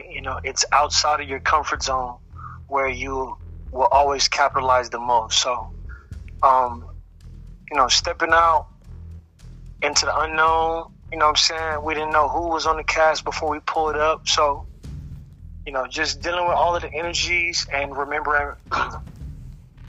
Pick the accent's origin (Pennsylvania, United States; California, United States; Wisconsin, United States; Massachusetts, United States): California, United States; Los Angeles; also born or lived in Texas; I was born in Texas, but I've been in Los Angeles on and off my whole life